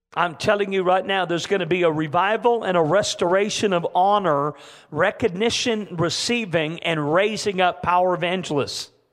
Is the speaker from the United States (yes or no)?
no; Canada; I'm a Canadian